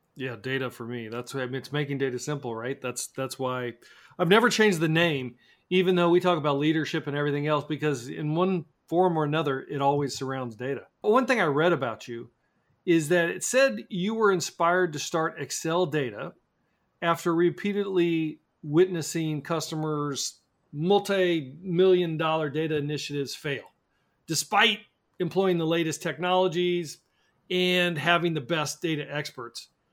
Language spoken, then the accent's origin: English; Kansas City, Missouri, United States; I'm from Kansas City, where we have the best barbecue in the world